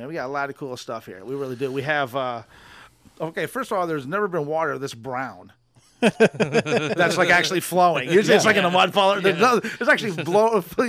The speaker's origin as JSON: {"language": "English", "town": "Clayton", "region": "New York", "country": "United States", "tie": "born or raised there", "moved": "as an adult", "lives_now": "Akwesasne, United States", "said": "I'm originally actually from here. I did most of my growing up in the Thousand Islands. Then I moved back here."}